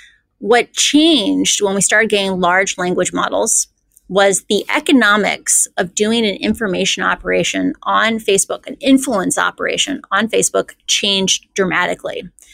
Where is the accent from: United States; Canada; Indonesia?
United States; Midwest; Like I grew up in the Midwest. It's like we have a lot of like Scandinavian culture of like you don't think you're special.